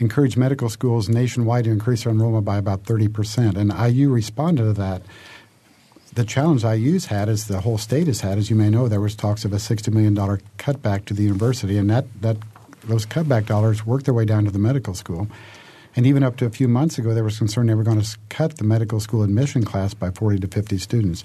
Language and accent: English; Indiana, United States; I practice in my hometown. You know, I actually – my office is three blocks from where I grew up.